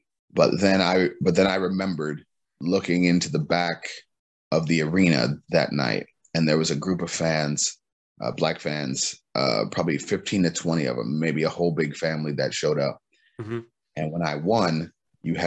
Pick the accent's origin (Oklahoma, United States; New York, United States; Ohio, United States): Ohio, United States; Cleveland; I'm from Cleveland, Ohio, man, so the weather is nothing new to me